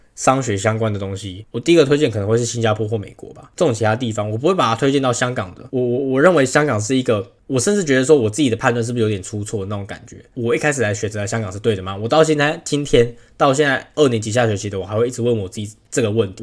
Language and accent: Chinese; Taiwan; also born or lived in Singapore; 我台湾人